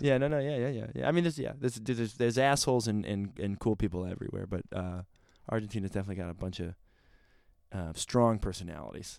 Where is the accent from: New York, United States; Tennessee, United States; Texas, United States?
New York, United States; Rochester; I grew up in a small city called Rochester